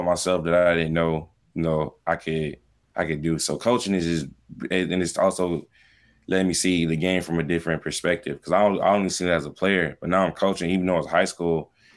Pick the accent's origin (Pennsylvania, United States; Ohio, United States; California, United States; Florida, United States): Florida, United States; Miami; moved away; I'm from Miami